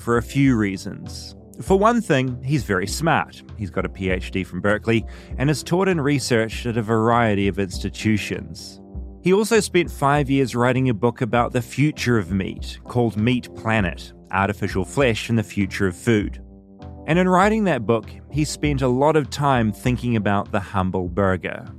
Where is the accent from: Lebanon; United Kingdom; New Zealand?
New Zealand; now in United States